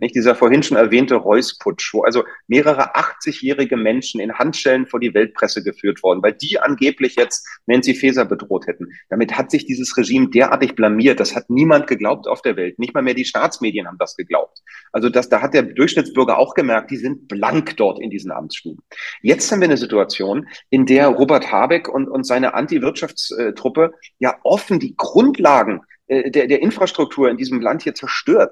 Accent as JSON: {"language": "German", "region": "Berlin", "country": "Germany", "tie": "born or raised there", "said": "Ich bin unter Amerikanern aufgewachsen hier in Berlin."}